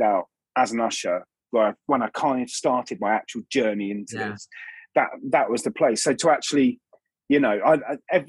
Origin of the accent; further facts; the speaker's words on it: Eastbourne, South East England, United Kingdom; moved away; I've never been to my hometown